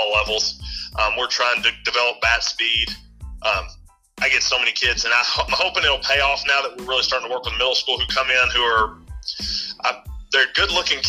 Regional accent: Spencer County, Kentucky, United States; I grew up in Spencer County, which is an 8th region school

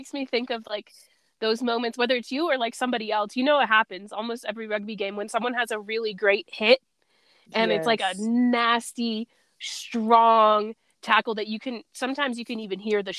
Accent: East Coast, Maryland, United States; moved away as an adult; now in Denver, United States; I'm from the East Coast

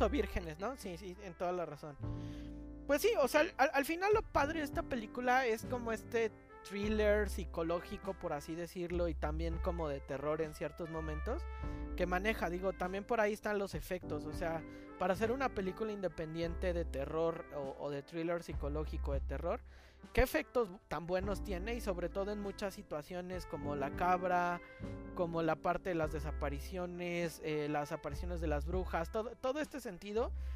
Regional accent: Mexico City, Mexico; soy el chilango

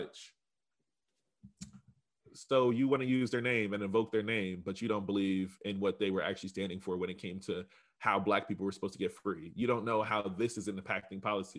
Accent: Reading, Pennsylvania, United States; Reading, we're all brown and poor

